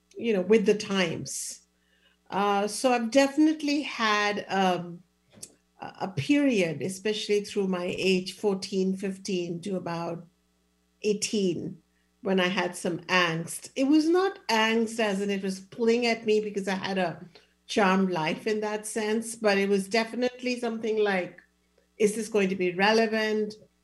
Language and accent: English; India; I was born in India. That was changing. I was born in the 1960s